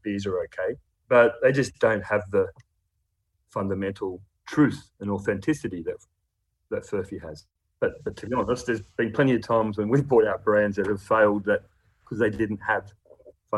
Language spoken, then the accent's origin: English; Bathurst, New South Wales, Australia; I grew up in Bathurst.